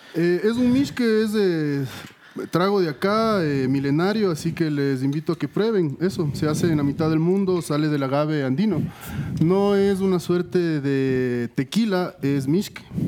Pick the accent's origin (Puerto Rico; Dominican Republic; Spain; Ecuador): Ecuador; como sociedad ecuatoriana entendamos que esto es un fracaso de todos